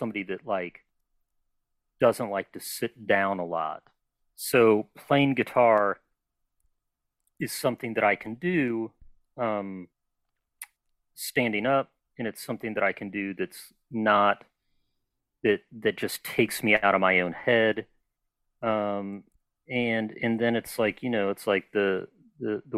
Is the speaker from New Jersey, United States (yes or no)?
no; Cincinnati, Ohio, United States; also born or lived in Cleveland, Ohio / Columbus, Ohio / Albuquerque, New Mexico / Philadelphia, Pennsylvania; I grew up in Cincinnati and before that, like in a suburb of Cleveland for a little bit, but mostly Cincinnati from like sixth grade through high school